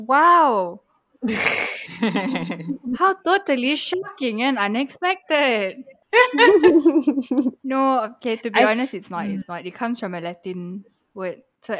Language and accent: English; Malaysia; moved away; I immigrated from Malaysia. I am an expat from Malaysia.